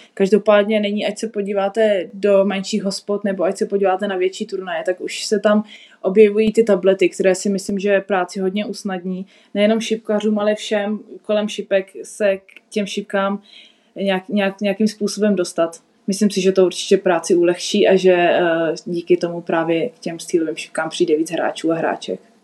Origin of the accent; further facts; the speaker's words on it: South Bohemian Region, Czechia; pro mě je doma vždycky v Česku, v Česku na jihu a Česko je místo, odkud pocházím